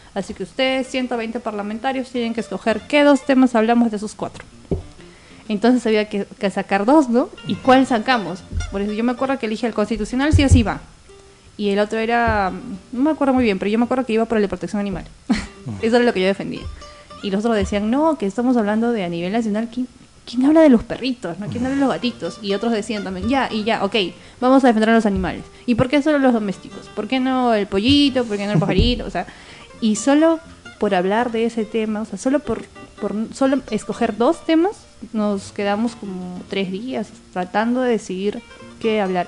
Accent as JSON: {"language": "Spanish", "region": "Tacna", "country": "Peru", "said": "Nosotros somos de Tacna hasta Lima"}